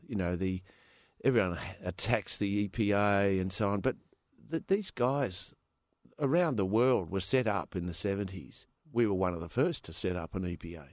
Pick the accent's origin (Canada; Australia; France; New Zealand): Australia; Perth, Western Australia; also born or lived in California; I was born in Perth